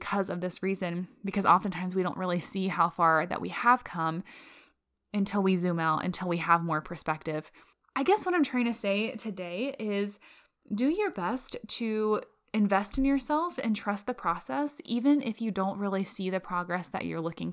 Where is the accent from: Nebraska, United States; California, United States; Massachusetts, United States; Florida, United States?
Florida, United States; now in Colorado, United States; I'm from Florida. So yeah, now I'm living in Colorado